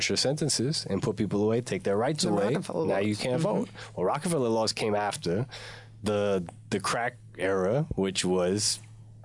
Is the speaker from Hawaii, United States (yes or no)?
yes; Hawaii, United States; moved away; my mom took me to Hawaii when I was 5. So I did grade school in Hawaii.